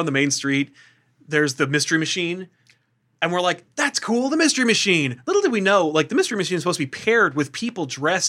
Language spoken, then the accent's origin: English; New Jersey, United States; I've been growing up in Jersey my whole life